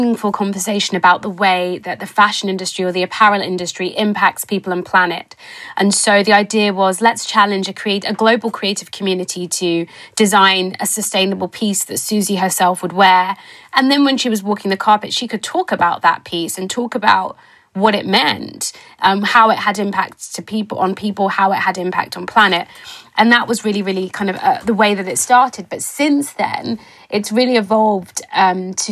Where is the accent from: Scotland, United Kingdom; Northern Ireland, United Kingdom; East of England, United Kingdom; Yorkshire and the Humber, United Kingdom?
East of England, United Kingdom; Cambridge; I'm a British-born Ghanaian who was born in Cambridge in the United Kingdom, grew up in Cambridge